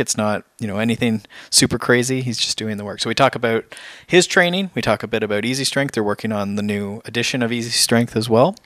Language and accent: English; Canada; We're, we're Canadian